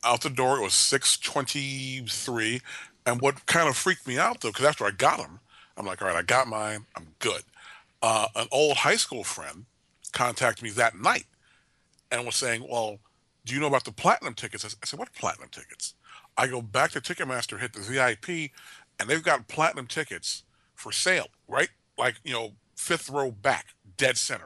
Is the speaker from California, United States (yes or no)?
yes; Oakland, California, United States; moved away as an adult; I grew up in Oakland first twenty-two years of my life